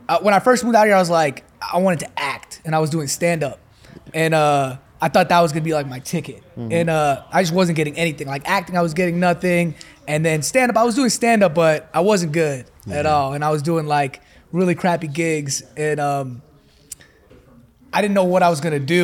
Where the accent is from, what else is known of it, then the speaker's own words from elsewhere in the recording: New York, United States; moved away as an adult; also born or lived in Dallas; now in Los Angeles, United States; New York, born and raised